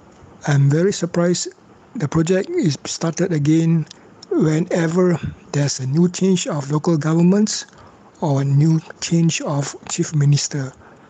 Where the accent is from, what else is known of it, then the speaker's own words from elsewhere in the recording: Malacca City, Malacca, Malaysia; I'm from Melaka and I'm raised from Melaka.